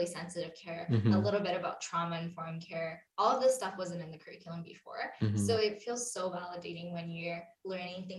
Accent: Vancouver, British Columbia, Canada; also born or lived in Coquitlam / Edmonton; I told people in Edmonton that I'm from Vancouver

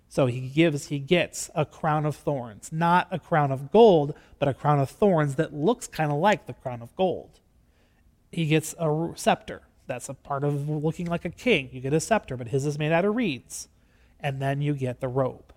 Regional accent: Gregory, United States; I am from Gregory

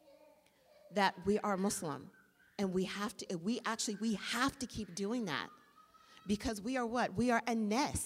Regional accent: Washington, District of Columbia, United States; I'm from D.C.

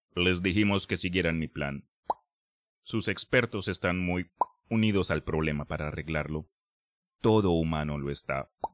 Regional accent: Colombia; Yo me acuerdo en Colombia, en geografía de, la, de Sudamérica, específicamente geografía colombiana, eso mi mamá me mantuvo en el cuarto para que yo estudiara

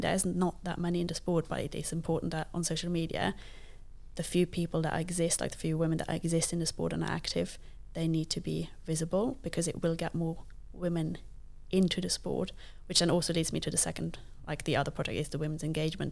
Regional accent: Luxembourg; first language Luxembourgish; English is a second language; now in United Kingdom; I did not grow up in the U K. Um, I'm from Luxembourg, which is, like, one of the smallest countries in the world. And I grew up speaking a language that not very many people speak

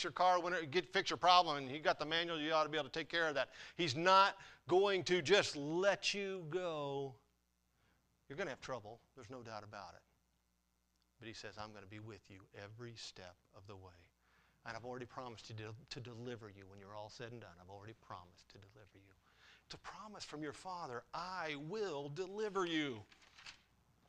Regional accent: Runnels, United States; I grew up in Runnels

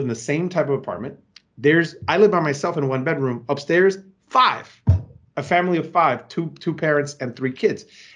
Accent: Puerto Rico; now in Bronx, United States; I was born and raised in Puerto Rico

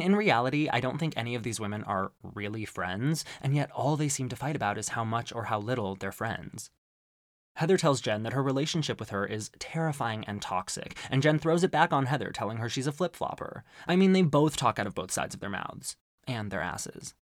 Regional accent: Arizona, United States; growing up in Arizona

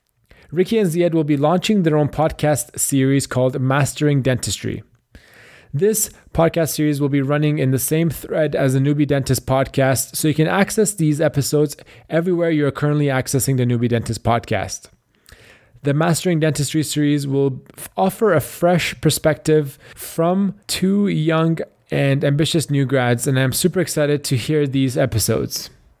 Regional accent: Canada; And we had a bit of overlap with, you know, both being Canadian and just kind of seeing you guys around the dental school.

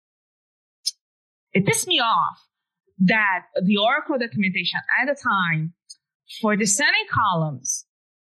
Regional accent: Brazil; English is a second language; moved away as an adult; now in United States; I was living in Brazil at the time. My English was way worse

